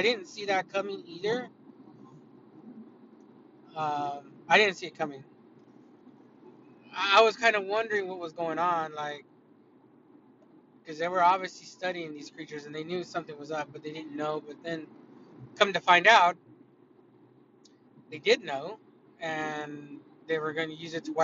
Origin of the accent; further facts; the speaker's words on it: United States; I'm an American